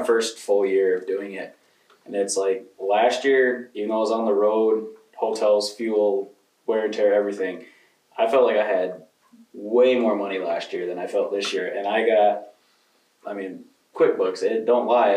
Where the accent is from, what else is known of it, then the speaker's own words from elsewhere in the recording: Grand Rapids, Michigan, United States; moved away as an adult; also born or lived in Neillsville, Wisconsin; now in Osceola, United States; I'm originally from Grand Rapids, Michigan